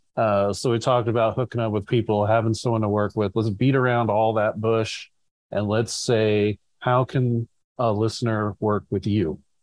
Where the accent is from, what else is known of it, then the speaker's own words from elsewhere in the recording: California, United States; I'm a Californian at heart